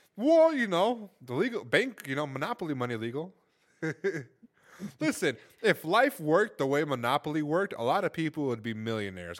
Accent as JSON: {"language": "English", "town": "Los Angeles", "region": "California", "country": "United States", "moved": "yes", "said": "I'm from Los Angeles"}